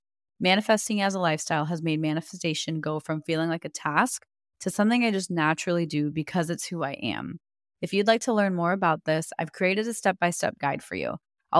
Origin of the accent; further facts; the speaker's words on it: India; the concepts I've grown up with in Hinduism and Ayurveda and yoga. That was all part of my upbringing as an Indian woman.